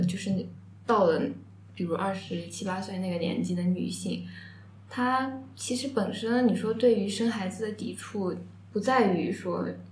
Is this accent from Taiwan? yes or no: no; Changzhou, Jiangsu, China; 我家是常州的嘛，但是我们江苏